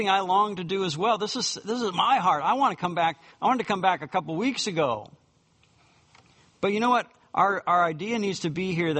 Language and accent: English; United States; us being Americans